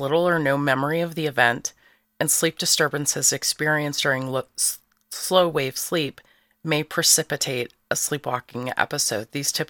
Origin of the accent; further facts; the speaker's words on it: St. Louis, Missouri, United States; I'm a Capricorn. I'm from South St. Louis, and I'm a stage zero.